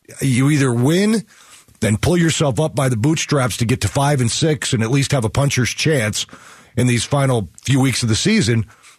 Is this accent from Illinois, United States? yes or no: yes; Chicago, Illinois, United States; I grew up in Chicago, so I'll give you through that prism, right?